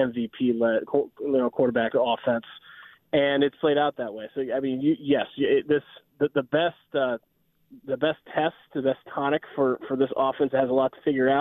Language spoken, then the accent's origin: English; Indiana, United States; I grew up in Indiana.